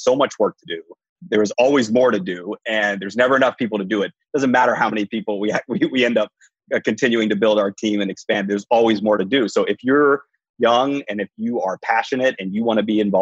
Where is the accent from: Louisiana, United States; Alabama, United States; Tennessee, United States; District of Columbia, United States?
Tennessee, United States; Nashville; also born or lived in New York / Washington; now in Philadelphia, United States; I am from Nashville, Tennessee. Currently, sort of living in Philadelphia.